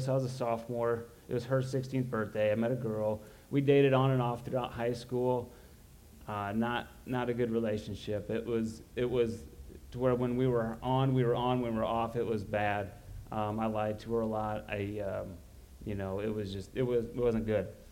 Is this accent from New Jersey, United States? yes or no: no; Roanoke, Illinois, United States; I grew up in Roanoke.